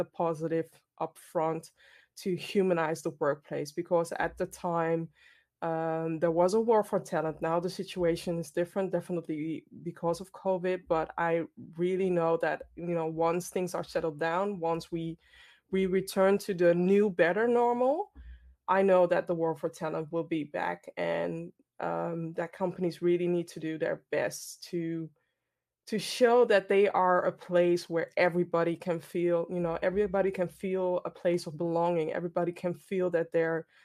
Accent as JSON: {"language": "English", "town": "Amsterdam", "region": "North Holland", "country": "Netherlands", "tie": "born or raised there", "said": "based in the Netherlands, born and raised in Amsterdam, Ghanaian background"}